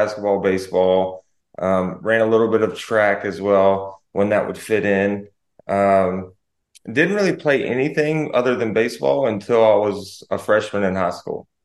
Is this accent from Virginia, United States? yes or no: no; Snow Camp, North Carolina, United States; I grew up right outside of Burlington, North Carolina. It was, it's called Snow Camp